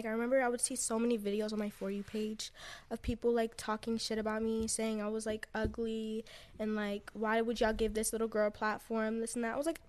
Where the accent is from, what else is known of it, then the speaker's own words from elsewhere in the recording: Texas, United States; Yeah, and I grew up in Texas.